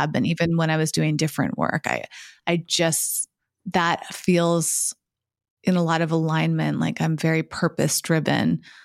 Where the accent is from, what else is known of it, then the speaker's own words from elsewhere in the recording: New England, United States; growing up in New England as white women